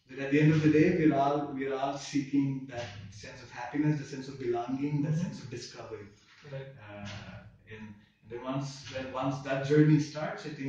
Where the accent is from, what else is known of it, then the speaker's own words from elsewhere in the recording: India; as Indian kids